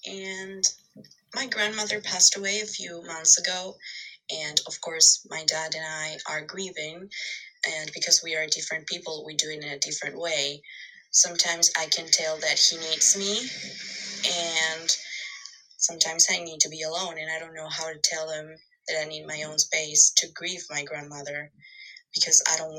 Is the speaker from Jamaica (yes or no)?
no; Argentina; I'm from Argentina.